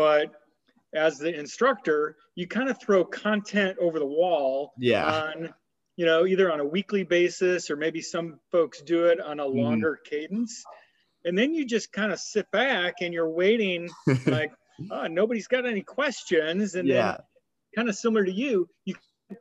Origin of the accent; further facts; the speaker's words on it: Sioux City, Iowa, United States; moved away as an adult; also born or lived in Chicago; I'm an Iowa native, and so I grew up in Sioux City